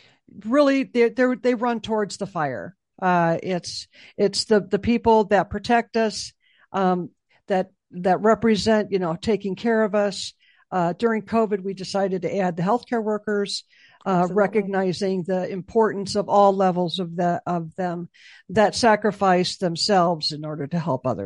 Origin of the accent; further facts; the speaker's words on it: Chicago, Illinois, United States; Yeah, I'm from Chicago, so. You think about you go under a viaduct and it's not a good